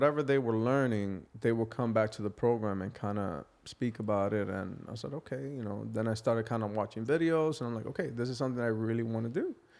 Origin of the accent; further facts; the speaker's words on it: New York City, New York, United States; moved away as an adult; now in Toronto, Canada; One of the blocks in my precinct, which is the area that I grew up actually, was actually known as the heroin capital of New York City.